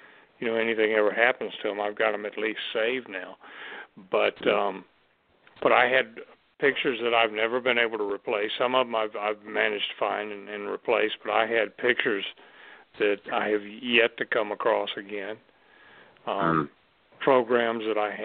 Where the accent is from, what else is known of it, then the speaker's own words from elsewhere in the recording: Mobile, Alabama, United States; moved away; when I was a kid, I would get the newspaper clippings out of the Mobile paper